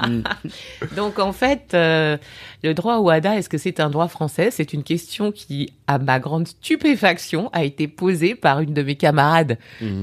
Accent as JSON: {"language": "French", "country": "France", "tie": "born or raised there", "also_born_or_lived": "Burkina Faso / Lyon, France / Paris, France", "moved": "as an adult", "lives_now": "Abidjan, Côte d'Ivoire", "said": "je suis née en France. D'accord. J'ai vécu une petite partie de, mon enfance en Afrique. Ensuite, je suis rentrée en Au France"}